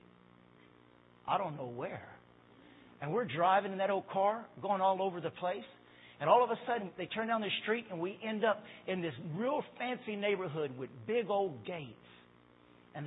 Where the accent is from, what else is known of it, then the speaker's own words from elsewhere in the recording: Louisiana, United States; 2 young teenagers from Louisiana